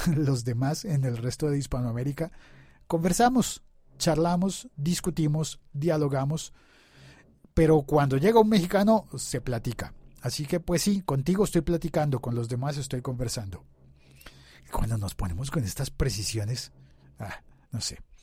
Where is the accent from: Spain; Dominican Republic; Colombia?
Colombia; yo vivo en Colombia